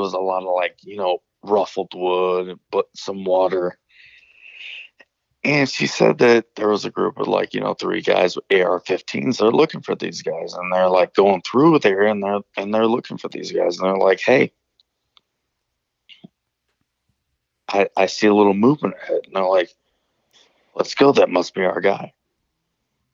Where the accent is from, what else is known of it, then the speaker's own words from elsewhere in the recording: Northern Illinois, United States; I'm from Northern Illinois